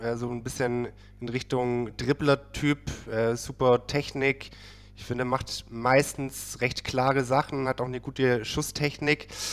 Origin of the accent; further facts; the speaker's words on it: Baden-Württemberg, Germany; now in Berlin, Germany; ich komme aus Süden Deutschlands, aber tatsächlich äh, von, der, von der falschen Seite, okay. Württemberger Seite